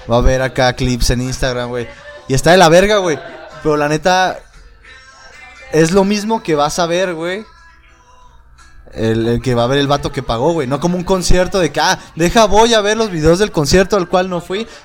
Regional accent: Monterrey, Nuevo León, Mexico; No somos de Monterrey.

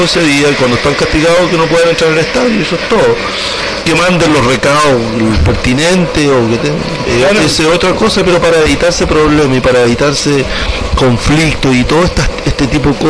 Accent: Chile; en el último día como buen chileno, a última hora, a las 6 se cerraba la inscripción un día viernes

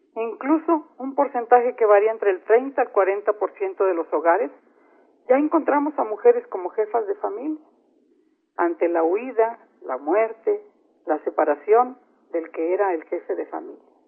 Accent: San Luis Potosí, Mexico; En San Luis Potosí, por ejemplo, de donde soy originaria y donde radico

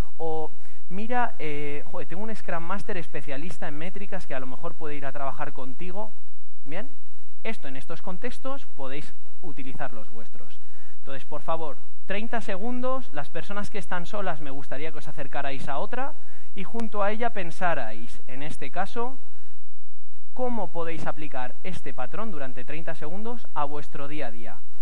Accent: Castilla-La Mancha, Spain; manchego como yo, manchego

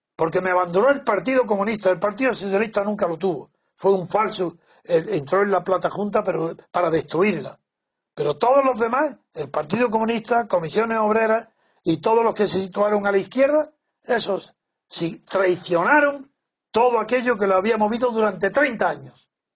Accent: Spain; creo que conozco muy bien a mi pueblo, mi sociedad, lo que, mi país, mi cultura, la eh, España

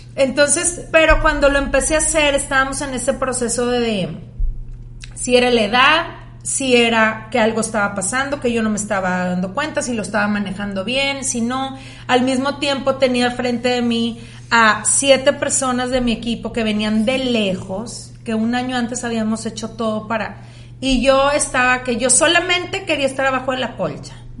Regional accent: Mexico; moved away as an adult; also born or lived in United States; now in Monterrey, Mexico; Yo pues crecí en México

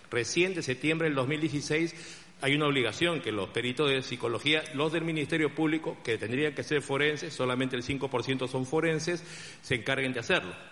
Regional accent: Peru; porque son comunes a lo que pasa en mi país, Perú.

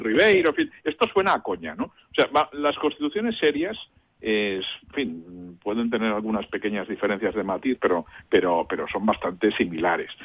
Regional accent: Catalonia, Spain; soy catalán

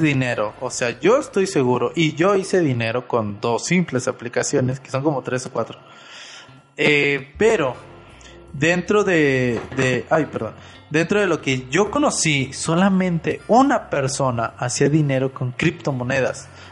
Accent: Monterrey, Nuevo León, Mexico; yo soy de Monterrey

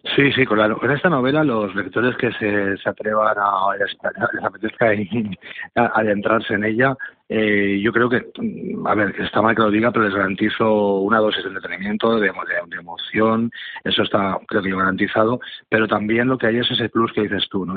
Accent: Catalonia, Spain; yo mismo soy catalán

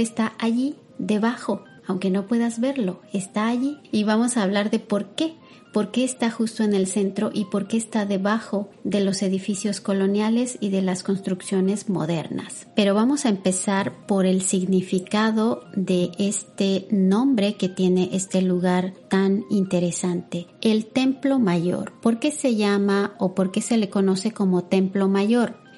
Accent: Mexico; quienes somos mexicanos

